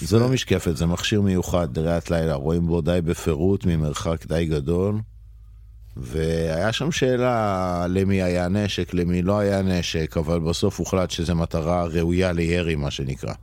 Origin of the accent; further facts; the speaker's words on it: Jerusalem, Jerusalem District, Israel; moved away as an adult; המקור הוא ירושלמי, אה, לפני 40 שנה. אה, נולדתי שם, גדלתי שם 18 שנה.